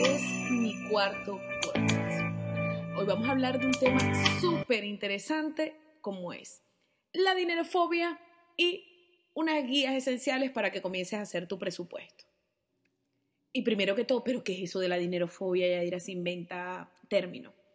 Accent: Venezuela; yo soy venezolana

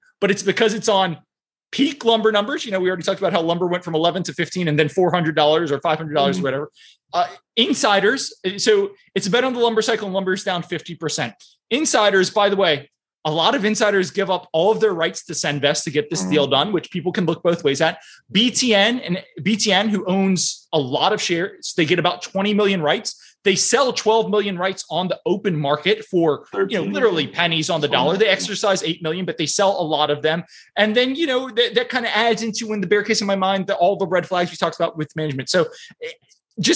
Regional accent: New Orleans, Louisiana, United States; the Saints, my team, because I'm from New Orleans

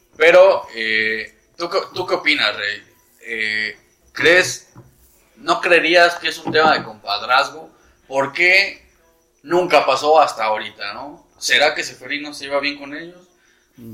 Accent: Mexico; uno como mexicano pensaba que, que Conmebol quería el dinero mexicano

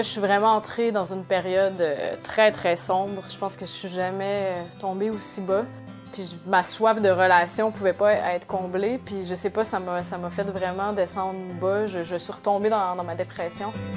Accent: Quebec City, Quebec, Canada; je viens de Québec

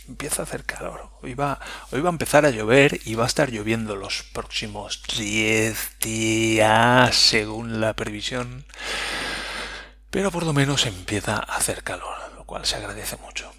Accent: Spain; Nosotros somos españoles

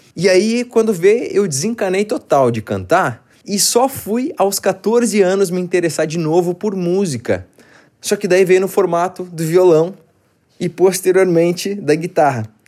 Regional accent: Porto Alegre, Rio Grande do Sul, Brazil; moved away as an adult; now in São Paulo, Brazil; eu sou gaúcho, eu sou de Porto Alegre. Tudo isso eu vivi em Porto Alegre. Quando eu vim para São Paulo, isso foi em 2011

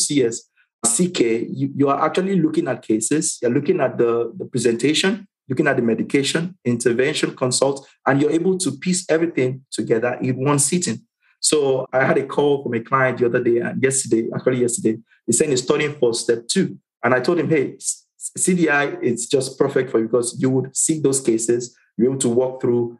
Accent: Nigeria; moved away as an adult; also born or lived in Caribbean; now in Atlanta, United States; Came off the boat from Nigeria, landed on the island, culture shock, everything different for me.

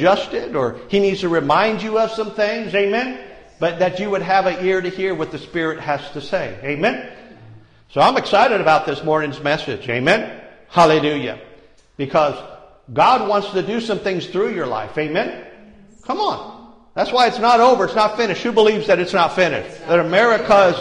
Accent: Ireland; I'm Irish

